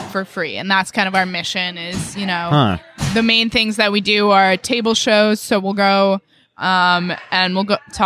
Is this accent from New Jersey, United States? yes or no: yes; Allendale, New Jersey, United States; moved away; I'm from New Jersey originally.